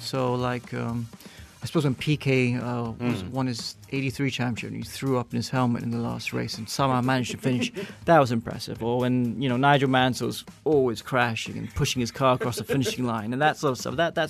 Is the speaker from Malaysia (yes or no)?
yes; Malaysia; growing up in Malaysia in the 80s and 90s